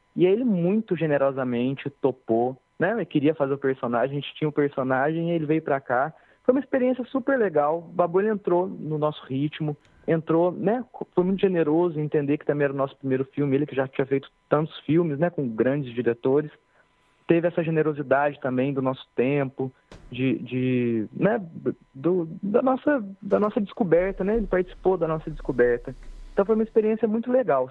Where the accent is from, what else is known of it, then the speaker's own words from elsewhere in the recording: Pouso Alegre, Minas Gerais, Brazil; moved away as an adult; now in Cachoeira, Brazil; eu sou de Pouso Alegre